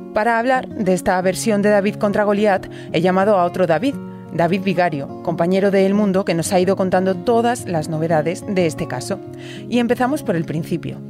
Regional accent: Extremadura, Spain; yo que también soy de soy extremeña, soy de la tierrina

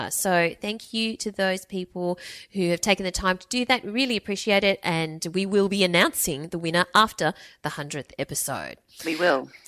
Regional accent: United Kingdom; accent: English; now in Qatar; I'm British, so you've got several corners of the world covered. The funny thing is that being such an avid listener and working my way through the back catalogue too, my English accent now has a very slight Aussie twang

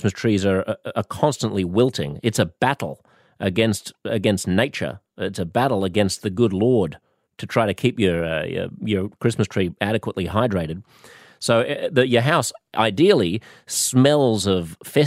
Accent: Australia; What are you doing in my country

